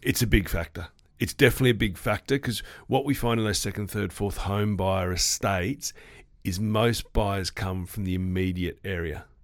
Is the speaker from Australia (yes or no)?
yes; Sydney, New South Wales, Australia; moved away as an adult; now in Western Australia, Australia; I'm originally from the East Coast before I moved here twelve, thirteen years ago. I was calling, uh, the Sydney, which is my hometown